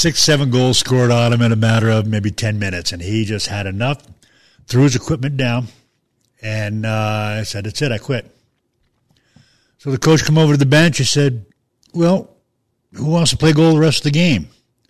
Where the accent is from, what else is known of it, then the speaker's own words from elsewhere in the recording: Long Island, New York, United States; moved away; I grew up in Long Island, New York.